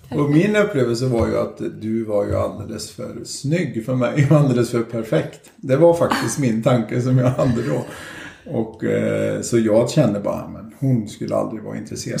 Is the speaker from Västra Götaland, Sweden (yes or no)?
yes; Skövde, Västra Götaland, Sweden; född och uppväxt i Skövde